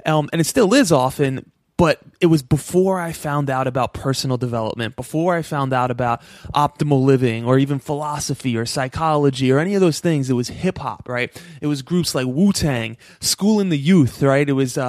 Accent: East Coast, United States; Like, although I'm from the East Coast and …'s from the West Coast, there was still something there.

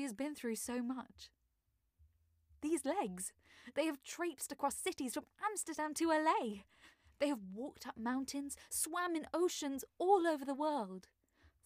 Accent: London, United Kingdom; I am an actor and voiceover artist from South London

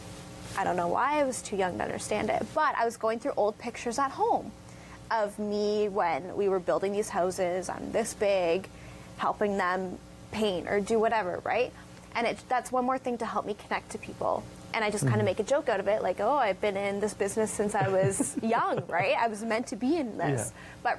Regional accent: Forest, Ontario, Canada; now in Brantford, Canada; I'm from Grand Bend area.

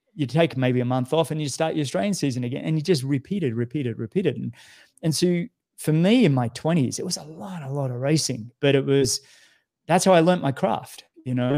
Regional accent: Australia; you know what it's like being an Australian.

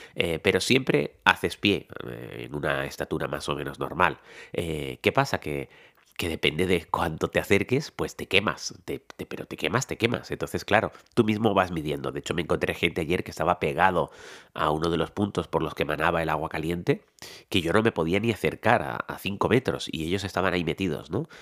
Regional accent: Tenerife, Canary Islands, Spain; soy tinerfeño

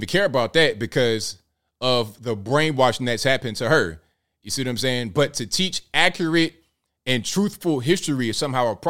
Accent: Portsmouth, Virginia, United States; I grew up in a little town called Portsmouth, Virginia, right? We came from West Virginia when I was a baby

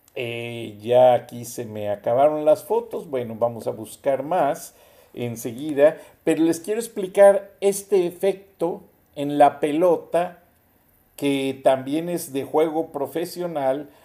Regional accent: Mexico; somos los mexicanos

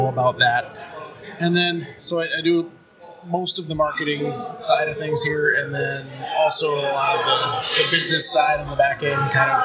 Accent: Barnesville, Minnesota, United States; I grew up in Barnesville

